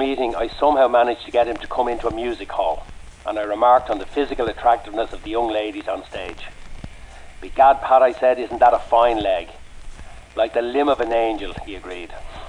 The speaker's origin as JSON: {"language": "English", "town": "Cloughjordan", "region": "Tipperary", "country": "Ireland", "tie": "born or raised there", "said": "No, I was born in Clochjordan, Tipperary."}